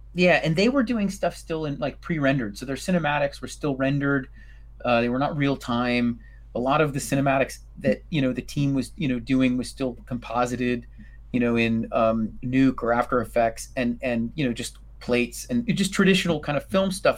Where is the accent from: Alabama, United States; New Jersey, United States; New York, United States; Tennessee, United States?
New York, United States; New York City; I'm a New Yorker